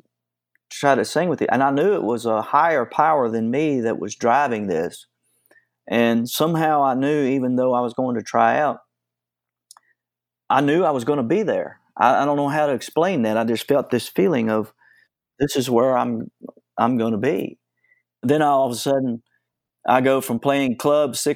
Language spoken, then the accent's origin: English; Nelson County, Virginia, United States; also born or lived in Williamsburg, Virginia; I grew up in Nelson County, Virginia. I was born in Williamsburg, Virginia in 1955. And then we moved to Nelson County